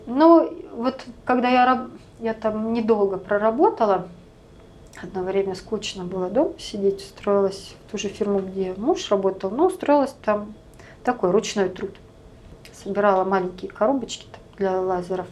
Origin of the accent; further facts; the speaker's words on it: Russia; now in United States